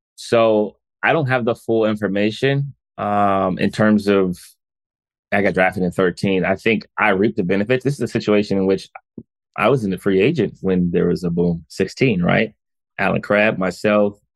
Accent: United States; as a black man growing up in America

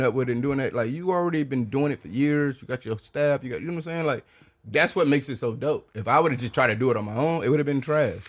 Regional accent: Detroit, Michigan, United States; moved away as an adult; now in Austin, United States; I'm from Detroit

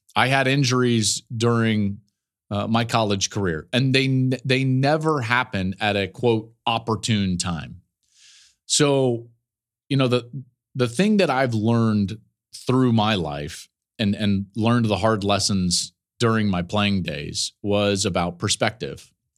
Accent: outside Denver, Colorado, United States; We grew up in the in the Colorado area, right right outside of Denver

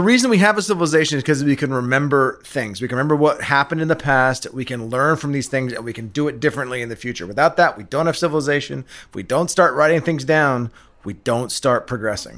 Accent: England, United Kingdom; moved away; I grew up in England, um, in the seventies.

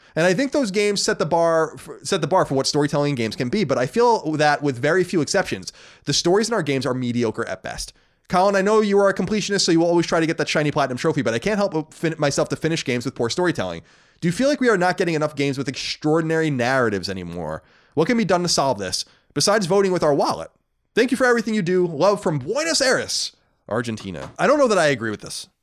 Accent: Long Island, New York, United States; moved away; I was born on Long Island in Mastic, that's right around the corner from me

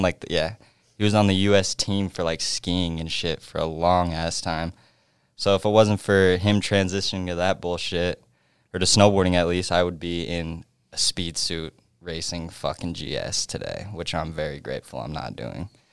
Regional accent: Edwards, Colorado, United States; moved away; I'm from Edwards, Edwards, Colorado

